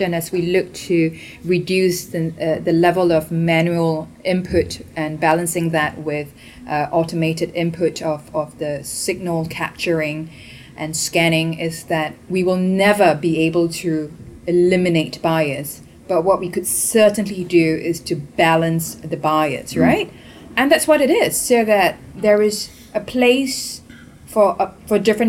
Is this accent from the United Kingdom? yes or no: no; Singapore; moved away; coming from Singapore, not being American